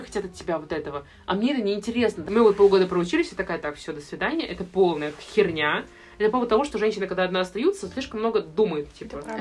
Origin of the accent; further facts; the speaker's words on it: Saint Petersburg, Russia; я из Питера